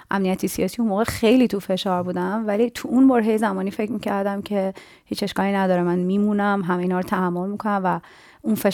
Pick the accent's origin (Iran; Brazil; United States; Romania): Iran; first language Persian; English is a second language; moved away as an adult; also born or lived in Dubai